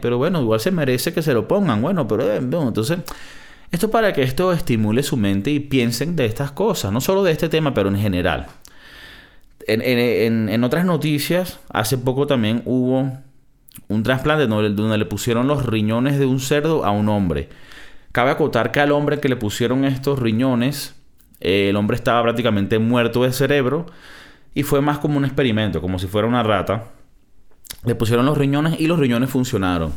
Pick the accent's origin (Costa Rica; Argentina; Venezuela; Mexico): Venezuela; De mi, de mi tierra, de mi, de de Venezuela.